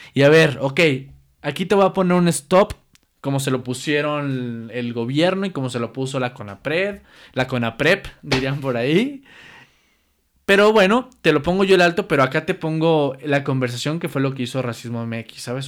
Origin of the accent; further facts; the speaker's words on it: Mexico; como mexicanos